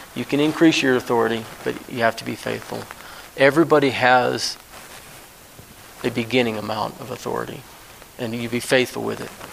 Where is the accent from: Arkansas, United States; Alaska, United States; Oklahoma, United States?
Alaska, United States; moved away; I was raised in Alaska for 30 years.